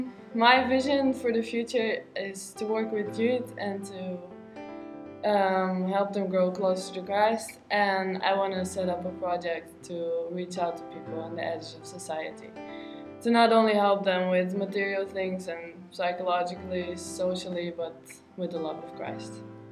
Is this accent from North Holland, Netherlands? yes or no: yes; Monnickendam, North Holland, Netherlands; I'm from Monnikendam, a little village close to Amsterdam.